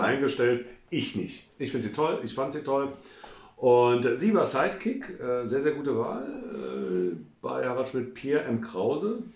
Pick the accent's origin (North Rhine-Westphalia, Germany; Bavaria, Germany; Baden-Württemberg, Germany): North Rhine-Westphalia, Germany; Cologne; meiner Heimatstadt Cologne oder Cologne